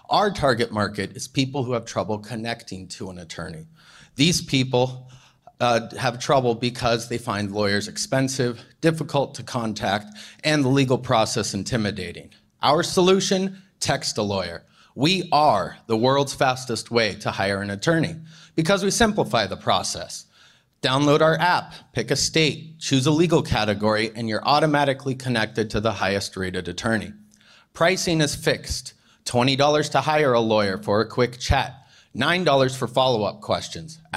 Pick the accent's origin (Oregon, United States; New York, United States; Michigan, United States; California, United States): Oregon, United States; Portland; Portland, Oregon.